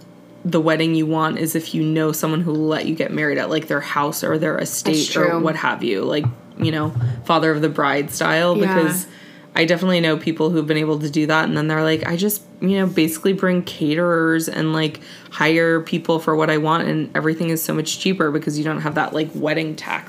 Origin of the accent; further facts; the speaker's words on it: Singapore; this, you know, book is loosely based on, like, my childhood and my experience growing up in Singapore